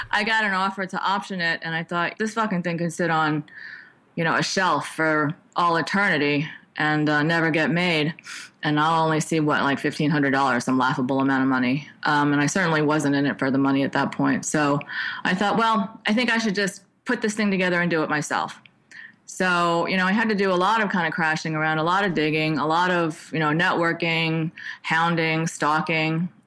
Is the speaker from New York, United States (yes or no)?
yes; New York, United States; moved away; I was from New York and I kind of came out as a youngster who kind of wanted to get a feel for the technology field.